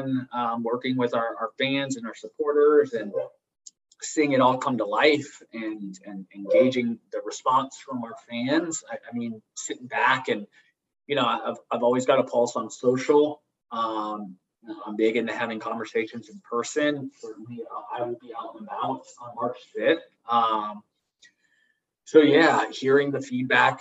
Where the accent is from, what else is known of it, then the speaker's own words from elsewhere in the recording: Italy; now in Charlotte, United States; where I grew up in Italy